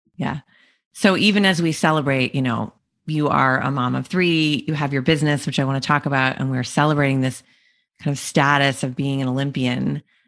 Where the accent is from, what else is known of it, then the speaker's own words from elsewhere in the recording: Canada; we're both Canadian